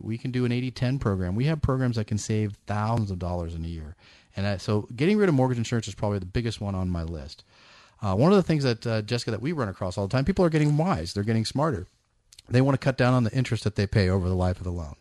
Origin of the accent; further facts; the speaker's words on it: East Bay, California, United States; moved away as an adult; now in Sacramento area, United States; I grew up in the East Bay